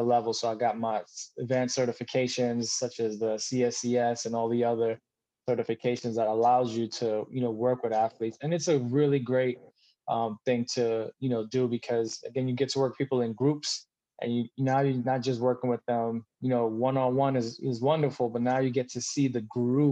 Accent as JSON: {"language": "English", "town": "New York City", "region": "New York", "country": "United States", "tie": "born or raised there", "also_born_or_lived": "Charlotte, North Carolina", "moved": "as an adult", "said": "I grew up in Brooklyn, New York"}